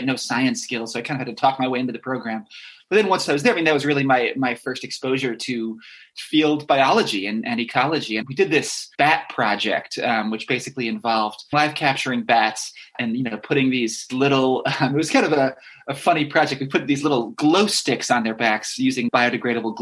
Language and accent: English; Westchester County, New York, United States; I grew up in New York State in Westchester County